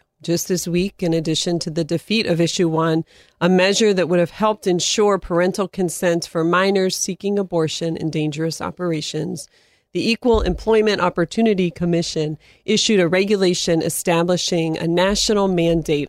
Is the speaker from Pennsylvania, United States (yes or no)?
yes; Erie, Pennsylvania, United States; Erie, Pennsylvania, my hometown